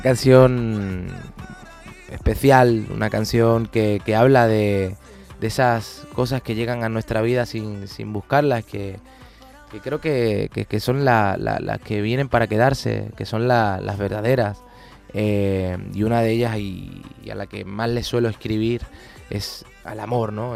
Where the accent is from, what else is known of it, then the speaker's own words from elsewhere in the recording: Palma del Río, Andalusia, Spain; moved away; el de mi pueblo